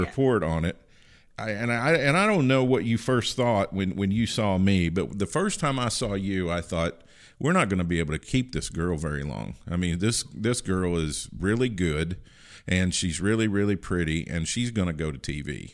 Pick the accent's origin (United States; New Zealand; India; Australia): United States; Livingston County, Kentucky; moved away; I'm originally from Livingston County.